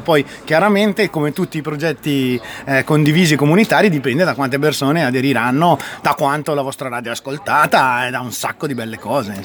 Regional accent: Riva del Garda, Trentino-Alto Adige, Italy; vengo da Riva del Garda, una zona turistica

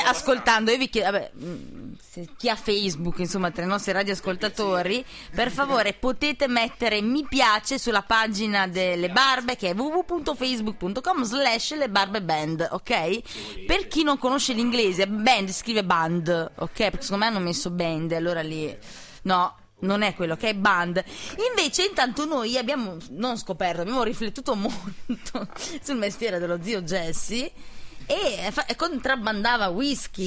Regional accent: Naples, Campania, Italy; moved away; io sono napoletana

